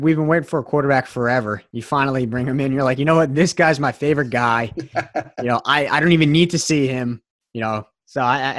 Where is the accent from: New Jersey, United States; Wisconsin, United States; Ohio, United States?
New Jersey, United States; being a New Jersey guy